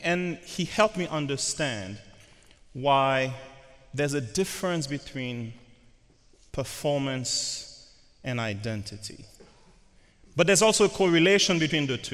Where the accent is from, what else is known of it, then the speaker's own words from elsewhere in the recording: Haiti; moved away; I'm from Haiti